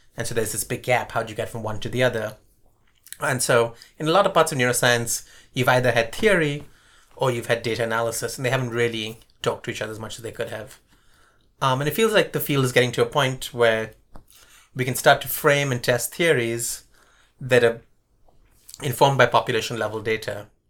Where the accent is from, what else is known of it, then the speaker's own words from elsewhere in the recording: Bangalore, Karnataka, India; also born or lived in Colombo, Sri Lanka / Bombay, India; now in Davis, United States; we moved to Bombay for a few years and then to Bangalore. And Bangalore at the time was this relatively small, sleepy town, which is part of the reason my parents moved there